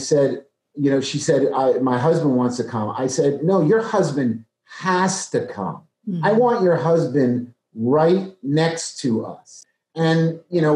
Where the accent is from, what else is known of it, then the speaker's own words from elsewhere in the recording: New Jersey, United States; moved away; also born or lived in Maryland; I'm from New Jersey.